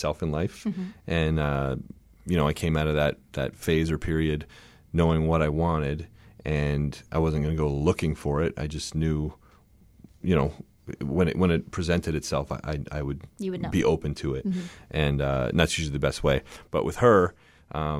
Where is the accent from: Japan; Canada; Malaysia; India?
Canada; Windsor, Ontario; I was from Canada